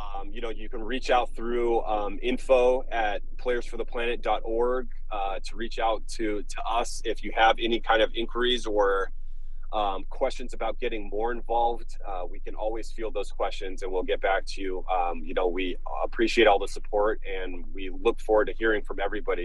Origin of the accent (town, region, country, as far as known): Los Angeles, California, United States; born or raised there